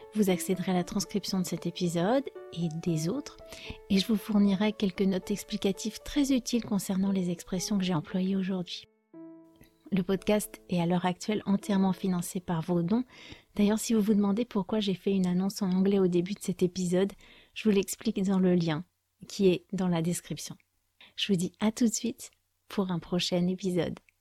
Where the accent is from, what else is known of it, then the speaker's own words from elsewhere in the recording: France; je suis française